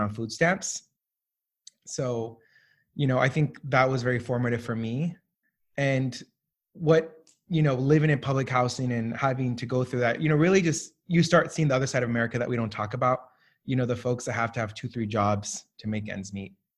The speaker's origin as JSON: {"language": "English", "region": "Southern California", "country": "United States", "tie": "born or raised there", "also_born_or_lived": "Colombia", "lives_now": "Washington, D.C., United States", "said": "I grew up in, uh, Southern California, w, w, West Coast"}